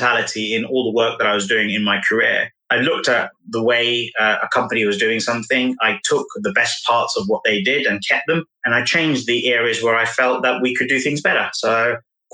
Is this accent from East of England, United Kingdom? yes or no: no; London, United Kingdom; born and bred in London